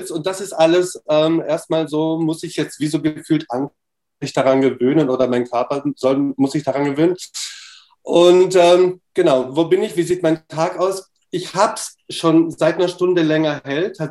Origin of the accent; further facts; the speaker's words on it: Romania; born there; Ich bin in Rumänien geboren, also das schicke ich mal kurz vorab, ja.